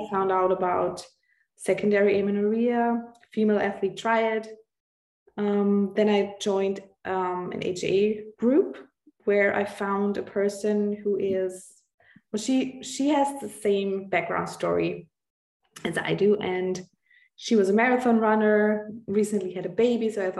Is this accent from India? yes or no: no; Austria; I'm from Austria